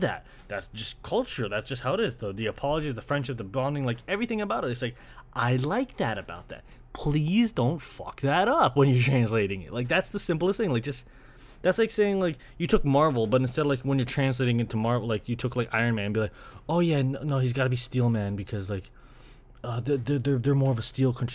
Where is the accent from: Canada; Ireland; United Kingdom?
Canada; growing up in Canada